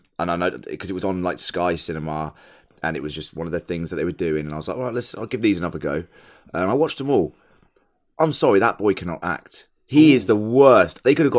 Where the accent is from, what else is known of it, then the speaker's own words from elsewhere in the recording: United Kingdom; being British